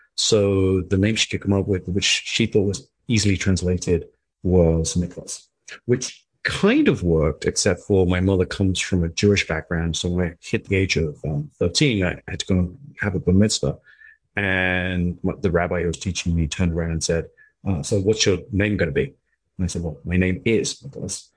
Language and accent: English; England, United Kingdom; moved away as an adult; also born or lived in Middle East; I was from England, but I was living in the Middle East